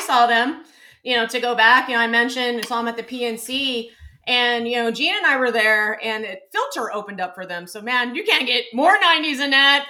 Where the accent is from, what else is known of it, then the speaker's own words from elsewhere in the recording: San Antonio, Texas, United States; I grew up in San Antonio